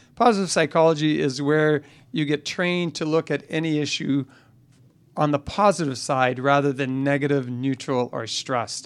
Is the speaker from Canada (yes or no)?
yes; Canada; I'm a Canadian